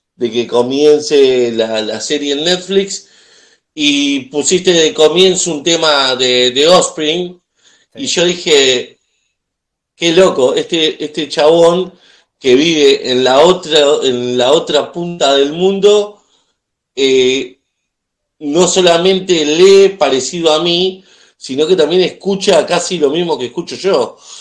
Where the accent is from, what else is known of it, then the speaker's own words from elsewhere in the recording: Argentina; soy de Argentina